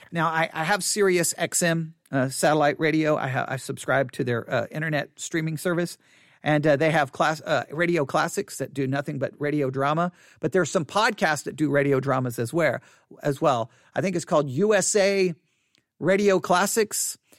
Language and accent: English; United States; I'm an American